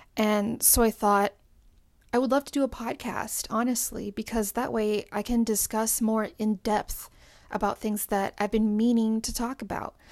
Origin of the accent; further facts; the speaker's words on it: Puerto Rico; I'm from the Caribbean, I'm from Puerto Rico, and I'm Latina